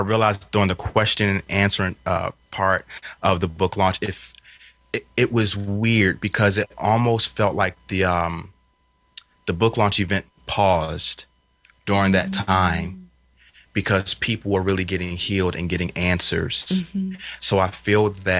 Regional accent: Philadelphia, Pennsylvania, United States; I was raised up in Philadelphia on North 15th.

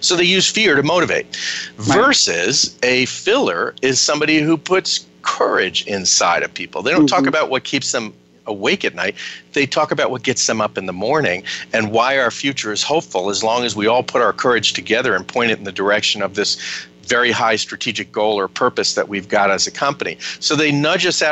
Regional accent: United States; also born or lived in Ireland; I say it as both an American and an Irishman myself

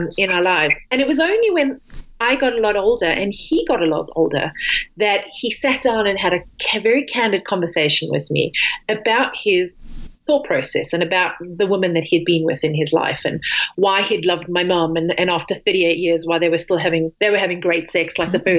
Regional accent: South Africa; originally, I grew up in South Africa, and we, along the beach, we never had shoes on

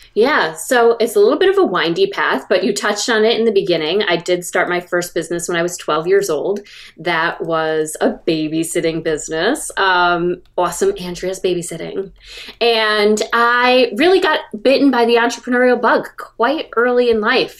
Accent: about 90 miles north of New York City, United States; I was raised about 90 miles north of New York City

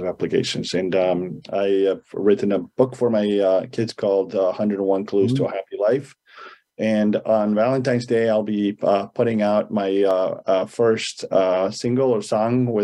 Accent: Argentina; moved away as an adult; also born or lived in Boston, United States; now in California, United States; I'm born and raised in Argentina. I moved here to go

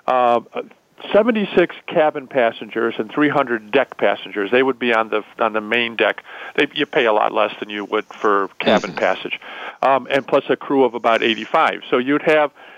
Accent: Illinois, United States; I'm from Illinois

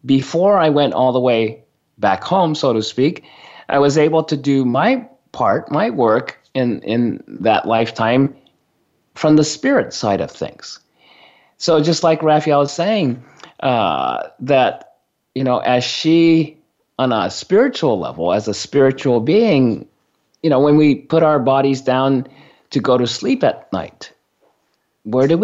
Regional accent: Sendai, Miyagi, Japan; moved away; I was born in Sendai

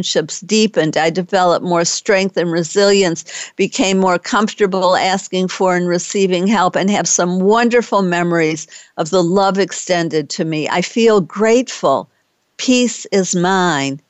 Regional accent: Detroit, Michigan, United States; now in Texas, United States; I'm from Detroit and know how to drive safely in winter weather

